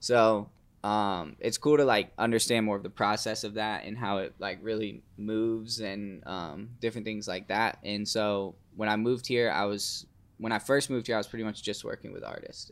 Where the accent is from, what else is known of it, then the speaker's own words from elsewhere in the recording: Fernandina Beach, Florida, United States; moved away; I'm from the Fernandina side, but most people know Amelia Island